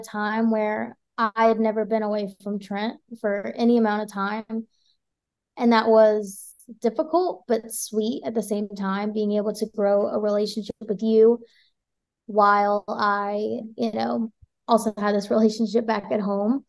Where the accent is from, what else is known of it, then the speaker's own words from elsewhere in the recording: South Carolina, United States; also born or lived in Guatemala; I was born in Guatemala. I was adopted when I was 3 months old and I was raised in South Carolina